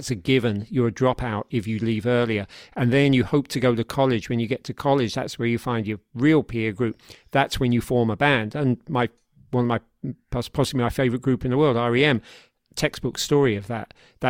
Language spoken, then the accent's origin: English; United Kingdom; Yeah, well, one thing to say to that is that we grew up quicker in Britain than in America. By several years, we were all leaving school at 16.